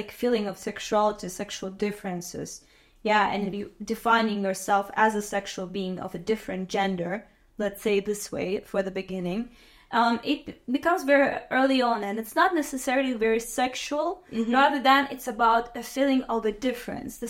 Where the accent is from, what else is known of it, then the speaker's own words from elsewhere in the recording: Azerbaijan; moved away as an adult; I'm from Azerbaijan, and I was born in 1994